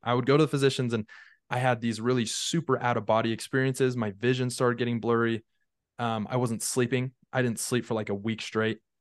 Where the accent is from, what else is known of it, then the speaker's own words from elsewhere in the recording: Draper, Utah, United States; also born or lived in St. George, Utah; I grew up in Draper, Utah.